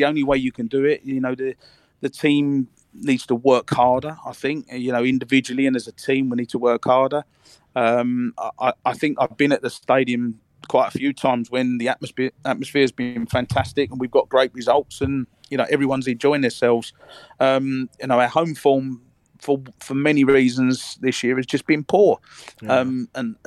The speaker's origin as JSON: {"language": "English", "region": "England", "country": "United Kingdom", "said": "as an English nation"}